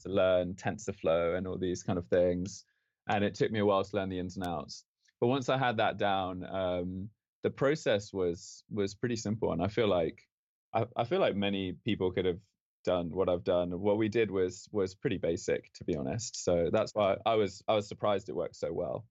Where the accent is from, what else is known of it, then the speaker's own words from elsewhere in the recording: London, United Kingdom; moved away as an adult; also born or lived in Spain / Oxford; now in Stanford, United States; I grew up in London from the age of five